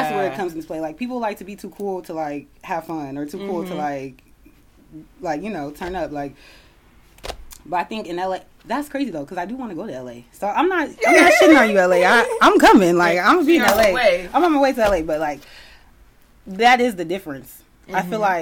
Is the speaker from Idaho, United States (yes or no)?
no; Hayward, California, United States; accent: Bay Area; moved away; I'm from the Bay, the Bay Area, California. Hayward, California, to be exact